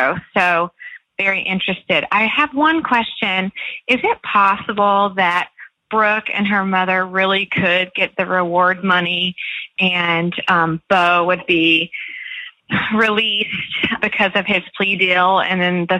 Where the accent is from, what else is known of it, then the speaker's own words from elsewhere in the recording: Perry, Georgia, United States; now in Nashville, United States; I'm in Nashville now, but I'm actually from Perry, Georgia.